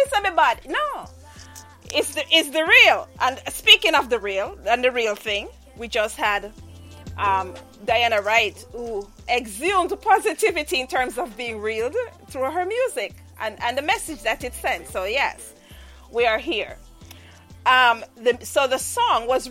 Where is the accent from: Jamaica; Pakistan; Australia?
Jamaica; we Jamaicans